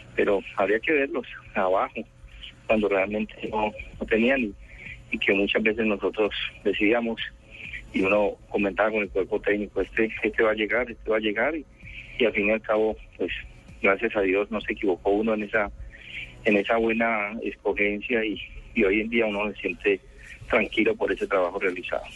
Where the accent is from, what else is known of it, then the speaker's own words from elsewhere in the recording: Colombia; nosotros como colombianos